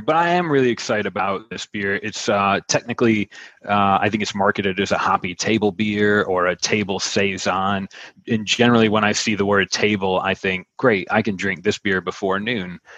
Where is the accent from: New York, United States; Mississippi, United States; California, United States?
New York, United States; Buffalo; moved away as an adult; now in Wilmington, United States; I'm from Buffalo